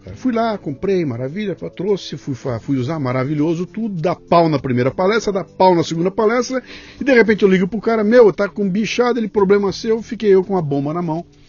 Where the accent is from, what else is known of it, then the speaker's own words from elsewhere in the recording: Bauru, São Paulo, Brazil; moved away as an adult; now in São Paulo, Brazil; eu vim de Bauru para São Paulo com 18 anos de idade